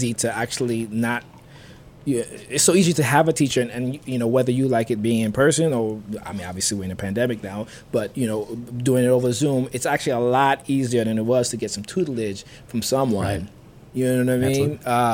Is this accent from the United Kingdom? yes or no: no; U.S. Virgin Islands; growing up in St. Thomas